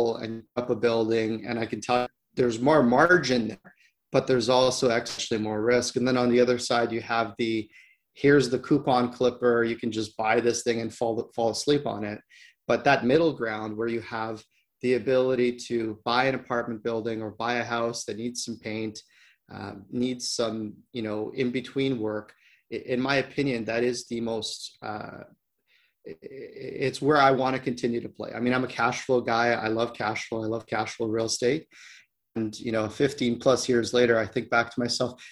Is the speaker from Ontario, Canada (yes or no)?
yes; Ontario, Canada; moved away as an adult; I grew up in Ontario